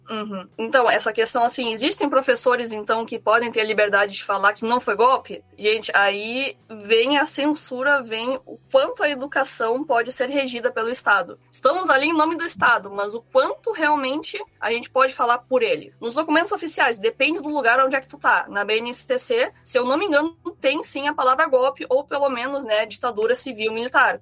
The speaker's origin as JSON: {"language": "Portuguese", "town": "Rio Grande", "region": "Rio Grande do Sul", "country": "Brazil", "said": "eu sou do Rio Grande do Sul, da cidade de Rio Grande"}